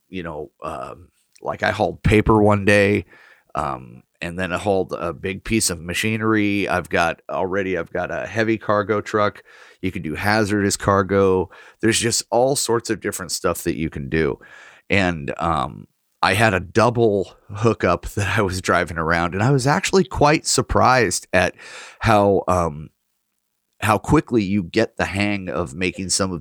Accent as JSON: {"language": "English", "region": "Oregon", "country": "United States", "tie": "born or raised there", "said": "my hometown is included on the map in Oregon"}